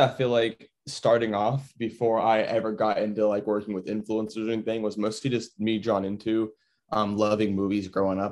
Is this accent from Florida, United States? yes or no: yes; Florida, United States; I was born over in Florida